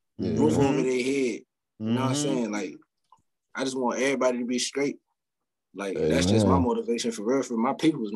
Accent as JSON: {"language": "English", "region": "Virginia", "country": "United States", "moved": "yes", "lives_now": "North Carolina, United States", "said": "I'm from Virginia. You know what I'm saying? The 757. But I hail from the 252 in Carolina"}